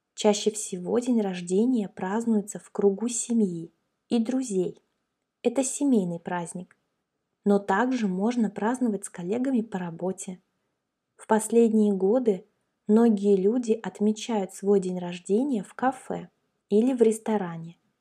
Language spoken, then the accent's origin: Russian; Russia